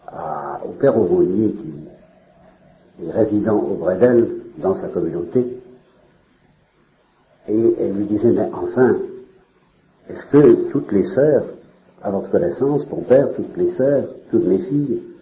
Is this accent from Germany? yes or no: no; Normandy, France; je suis normand